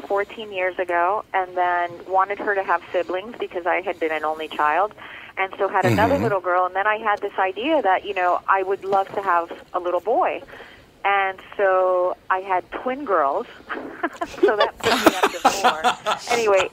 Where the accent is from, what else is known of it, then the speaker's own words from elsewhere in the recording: Miami, Florida, United States; I'm actually back where it all started. I grew up in Little Havana in Miami, and now I'm very much back home and in my element.